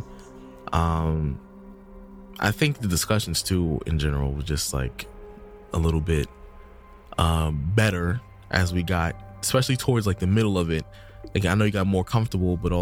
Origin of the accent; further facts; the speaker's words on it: United States; I'm just from America